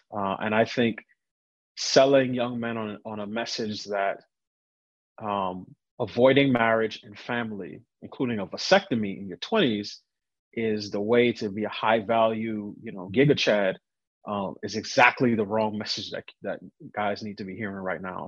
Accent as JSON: {"language": "English", "town": "New York City", "region": "New York", "country": "United States", "tie": "born or raised there", "said": "I grew up in New York"}